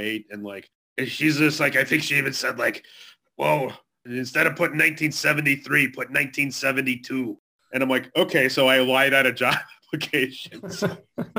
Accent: Calumet City, Illinois, United States; moved away; also born or lived in Chicago; I grew up in the suburb of mostly like Calumet City, Illinois

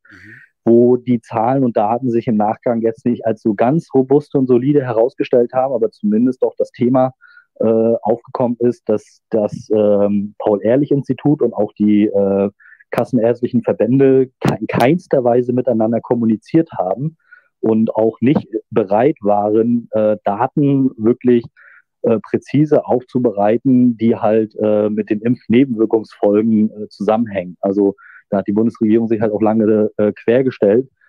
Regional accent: Rostock, Mecklenburg-Vorpommern, Germany; ich erinnere da nur so an meine, meine, meine Heimatstadt in Rostock

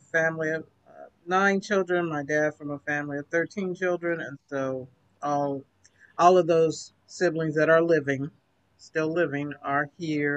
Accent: Kansas City, United States; So I was born right here in Kansas City. So I've lived my entire 59 years here

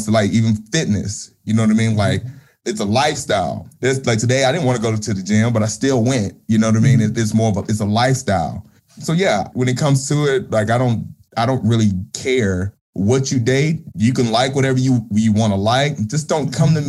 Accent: the South, United States; growing up in the South

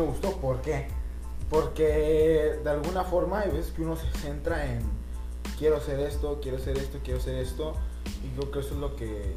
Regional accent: Mexico; como latinoamericanos, como mexicanos

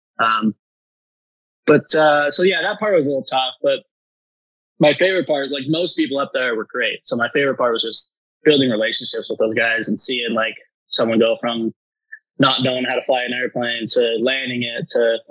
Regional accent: Utah, United States; moved away; also born or lived in Colorado; I grew up snowboarding in Utah and then went in Colorado

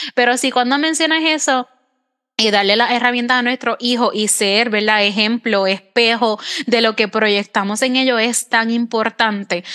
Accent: Puerto Rico; yo soy de Puerto Rico

